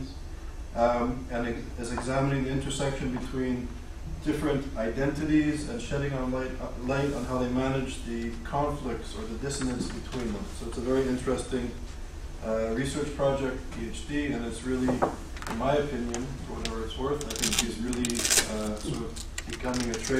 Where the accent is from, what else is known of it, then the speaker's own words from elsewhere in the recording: Montreal, Quebec, Canada; we grew up in Montreal together